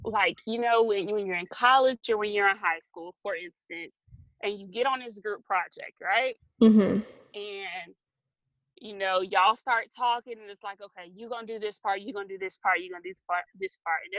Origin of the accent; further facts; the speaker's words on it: Valdosta, Georgia, United States; Georgia, but I was partially raised kind of as an Air Force brat before we settled back in Valdosta.